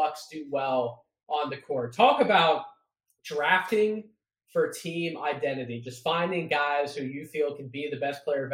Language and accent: English; Philadelphia, Pennsylvania, United States; the Philadelphia 76ers, my hometown team